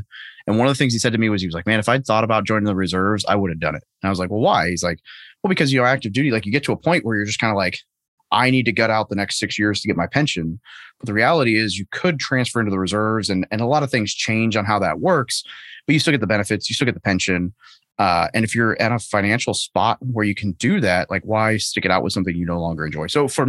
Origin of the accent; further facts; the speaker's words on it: Arkansas, United States; So, before that, so I grew up in Arkansas as just a normal dude, played a little baseball, played a little rugby, and pretty straight laced kid.